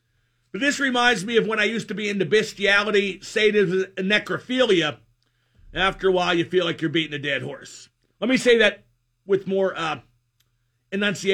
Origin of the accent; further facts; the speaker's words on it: Pittsburgh, Pennsylvania, United States; the Pittsburgh neighborhood, which is near where I grew up on Montroy